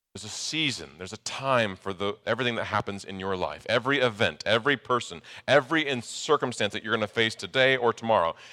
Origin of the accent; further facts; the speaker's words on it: Nebraska, United States; moved away; I grew up in Nebraska